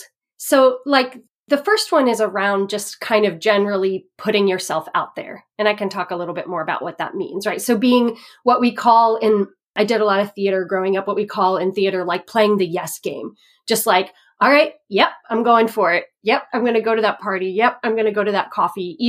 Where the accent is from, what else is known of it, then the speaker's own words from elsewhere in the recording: Texas, United States; moved away; also born or lived in Indiana / overseas; when I was 5 years old, we moved from Indiana, where my parents had grown up together. They lived in the same town forever. And when I was 5, we moved to Texas